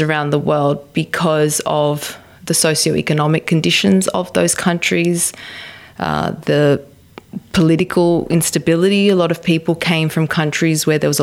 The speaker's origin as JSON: {"language": "English", "country": "Australia", "also_born_or_lived": "Dubai", "moved": "as an adult", "said": "I was from Australia and that my passport was Australian"}